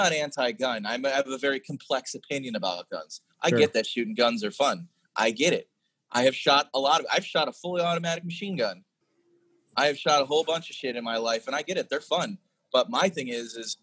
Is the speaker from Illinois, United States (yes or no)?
yes; Chicago, Illinois, United States; also born or lived in New Orleans; now in Austin, United States; I'm from the south side of Chicago. I'm from like the south side. I'm from an Irish Catholic neighborhood, and I went from Chicago to New Orleans to Austin.